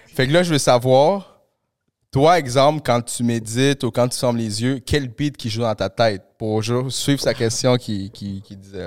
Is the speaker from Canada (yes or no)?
yes; Montreal, Quebec, Canada; also born or lived in Peru; je suis arrivé ici quand j'avais 8 ans, tu sais, au Canada. Puis j'ai grandi à Pointe-aux-Trembles